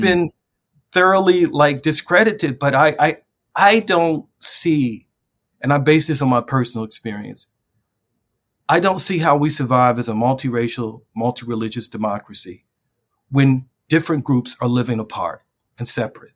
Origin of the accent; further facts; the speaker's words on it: Baltimore, Maryland, United States; I grew up in a, a very infamous neighborhood in West Baltimore